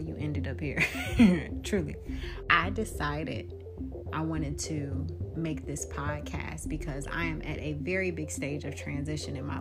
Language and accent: English; Jacksonville, Florida, United States; moved away as an adult; now in Atlanta, United States; I am from Jacksonville, Florida